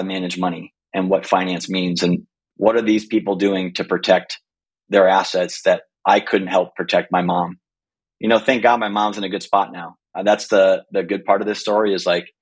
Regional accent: Green Bay, Wisconsin, United States; I'm from this little city called Green Bay, Wisconsin.

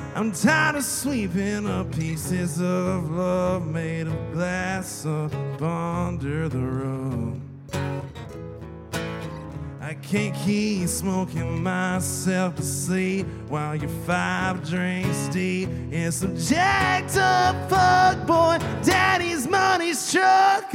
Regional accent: South Georgia, United States; I'm from South Georgia.

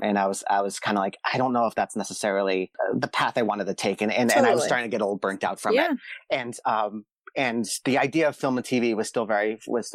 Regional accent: Boston, Massachusetts, United States; moved away as an adult; also born or lived in Pittsburgh; now in Los Angeles, United States; I grew up in Boston. That's where my parents are from

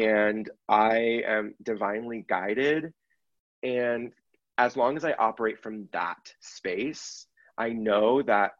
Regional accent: San Francisco Bay Area, Northern California, United States; moved away; I grew up in the Bay Area, Northern California

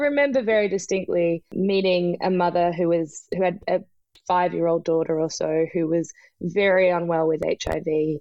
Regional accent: Melbourne, Victoria, Australia; also born or lived in Vancouver / New York / Lusaka, Zambia; now in Speers Point, Australia; I grew up in Melbourne

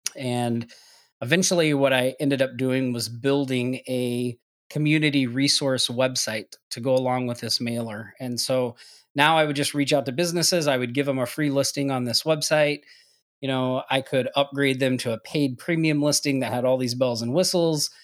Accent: Oklahoma, United States; moved away as an adult; now in Maui, United States; I'm originally from Oklahoma

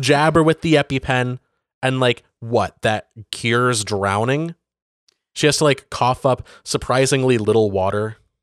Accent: Benzie County, Michigan, United States; Benzie, the, the county that I grew up

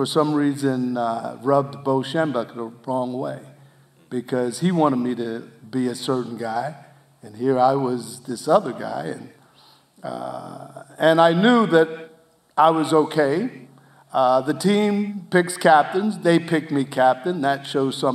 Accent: New Jersey, United States; I was from South Jersey

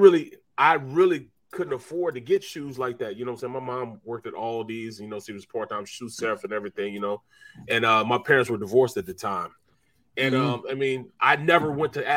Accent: Kinloch, Missouri, United States; I'm from Kenlock. Kenlock's like a small place in St. Louis

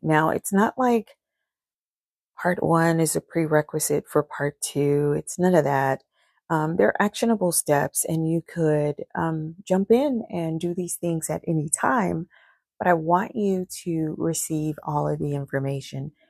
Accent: Charleston, United States; I'm from Charleston

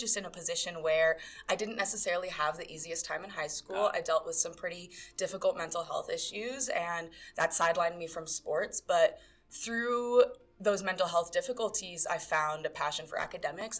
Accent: New York City, New York, United States; moved away as an adult; now in Denver, United States; I am originally from New York City

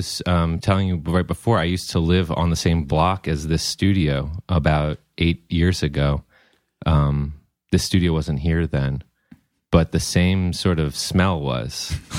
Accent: Potomac, Maryland, United States; also born or lived in College Park; I grew up in Potomac, Maryland, College Park before that.

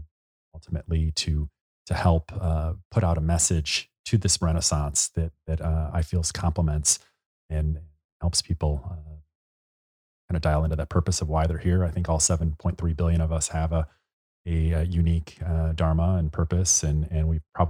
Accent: Chicago, Illinois, United States; And you know, as we've talked about, we're both from Chicago. We've cut our teeth in the big windy city.

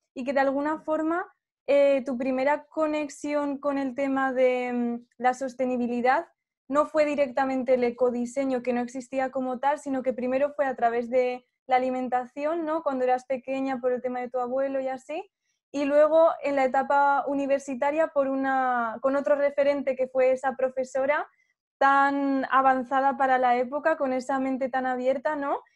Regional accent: Zaragoza, Aragon, Spain; also born or lived in Daroca; yo soy de Zaragoza

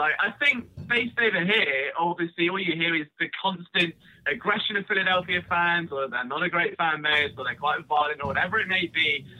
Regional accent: England, United Kingdom; I'm British and, you know, living in England.

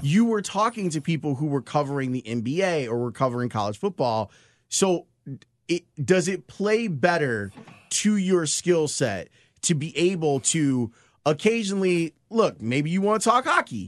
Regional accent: Chicago, Illinois, United States; growing up in Roseland, we never went north, ever

